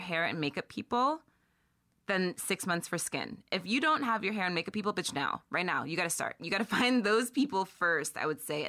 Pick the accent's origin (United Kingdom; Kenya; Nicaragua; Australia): United Kingdom; That we're British too.